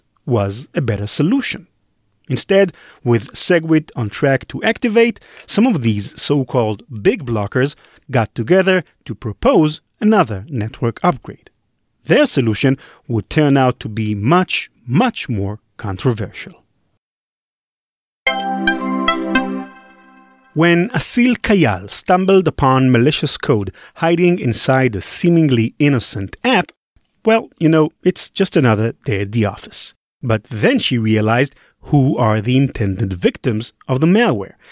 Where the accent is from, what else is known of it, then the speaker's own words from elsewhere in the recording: Israel; I'm from Israel